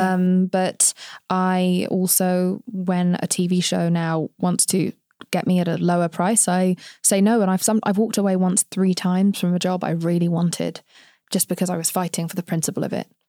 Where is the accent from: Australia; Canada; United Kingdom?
United Kingdom; England; accent: English; now in United States; I'm from England